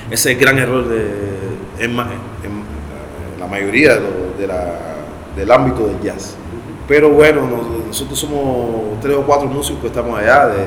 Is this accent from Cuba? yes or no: yes; Havana, Cuba; moved away as an adult; now in Paris, France; yo soy de Cayo Hueso.